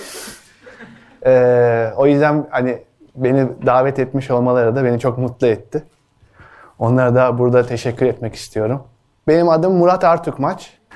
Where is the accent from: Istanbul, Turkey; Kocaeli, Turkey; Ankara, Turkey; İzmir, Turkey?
Ankara, Turkey; also born or lived in Yozgat; Küçükken benim Ankara'da büyüdüğüm mahallede bir pideci vardı